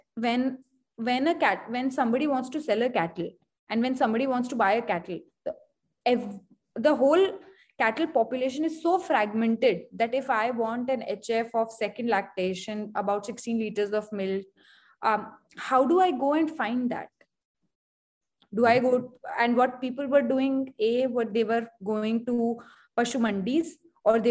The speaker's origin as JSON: {"language": "English", "town": "Hisar", "region": "Haryana", "country": "India", "said": "I come from Hisar"}